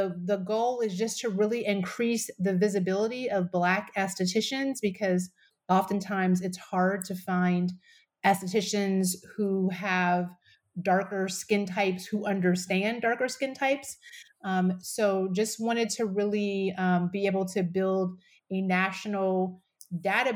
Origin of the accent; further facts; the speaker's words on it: Alliance, Ohio, United States; also born or lived in California; now in Seattle area, United States; I grew up in Ohio, a really small town. It's about maybe 25,000, 30,000, called Alliance, Ohio